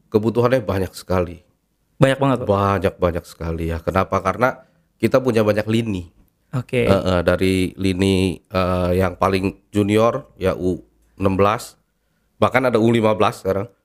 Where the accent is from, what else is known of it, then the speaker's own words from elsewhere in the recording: Indonesia; saya lahir di Indonesia, uh, gede juga makan beras Indonesia, sekolah pun sekolah Indonesia